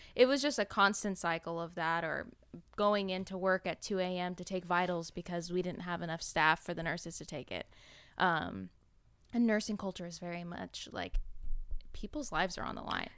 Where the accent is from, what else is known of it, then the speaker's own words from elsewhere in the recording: an hour and a half outside of LA, California, United States; We moved out to, like, my hometown